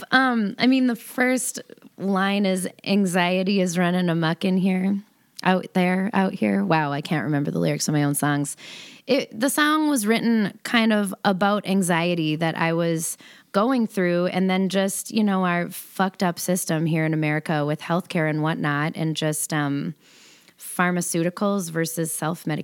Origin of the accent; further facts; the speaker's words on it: the Iron Range, Minnesota, United States; moved away as an adult; also born or lived in St. Cloud, Minnesota / Duluth, Minnesota / Twin Cities, Minnesota; I grew up in the super small town up north